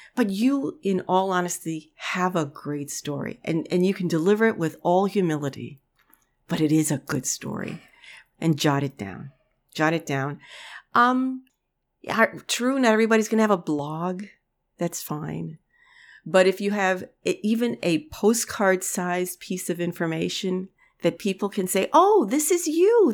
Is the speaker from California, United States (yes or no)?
no; New York City, New York, United States; moved away; I grew up in the Bronx. I'm a city kid, you know, for most of my life